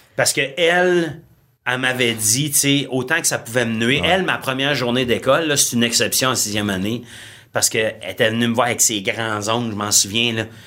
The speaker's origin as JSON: {"language": "French", "region": "Ontario", "country": "Canada", "said": "je suis un franco-ontarien"}